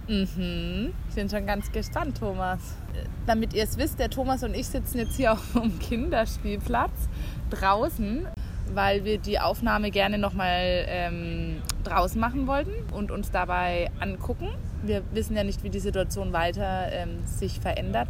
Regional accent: West Germany, Germany; moved away as an adult; now in Berlin, Germany; also ich komme aus Westdeutschland

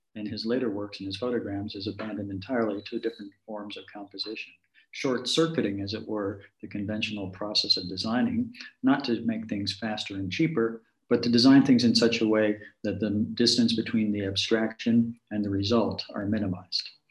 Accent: Chicago, Illinois, United States; talk a little bit about my hometown here, if we could. Um, jumping back to Chicago

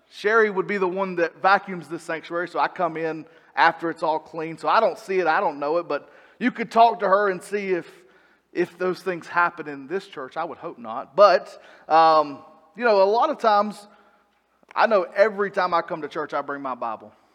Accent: Salisbury, North Carolina, United States; moved away as an adult; also born or lived in Arkansas / Idaho / Kannapolis, North Carolina; I grew up in Salisbury at church there

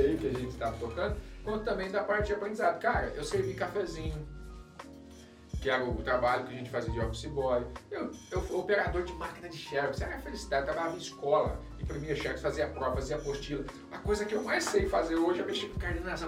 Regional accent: Aparecida, São Paulo, Brazil; Eu sou natural de Aparecida, São Paulo

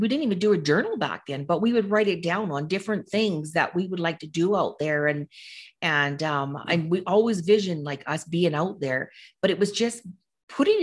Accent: Okanagan Lake, British Columbia, Canada; I grew up around Okanagan Lake when I was little.

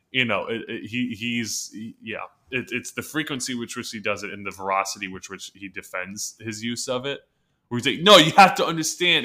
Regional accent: California, United States; growing up in California

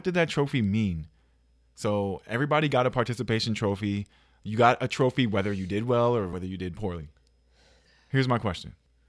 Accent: Dallas, Texas, United States; So I grew up in Dallas. You know, I grew up a Cowboys fan.

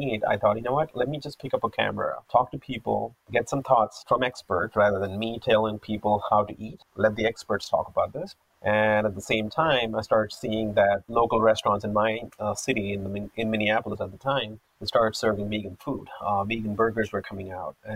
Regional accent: Hyderabad, Telangana, India; moved away as an adult; also born or lived in United States; now in Vancouver, Canada; I grew up in Hyderabad in an Orthodox vegetarian

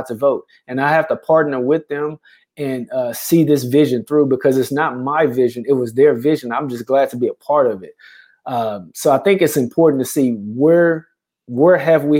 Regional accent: Houston, Texas, United States; now in Beaumont, United States; I'm originally from Houston.

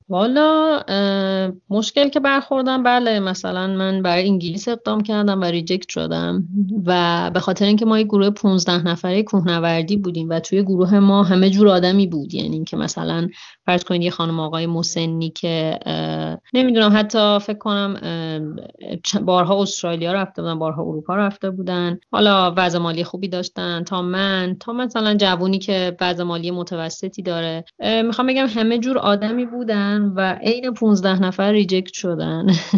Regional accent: Iran; من یه دختر بکپکر ایرانی هستم

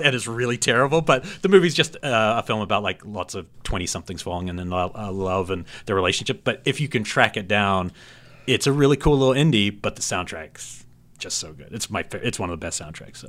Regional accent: New Zealand; moved away; I grew up in New Zealand

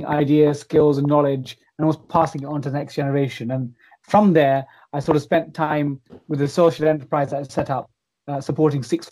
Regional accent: London, United Kingdom; I'm from East Ham in the London Borough of Newham

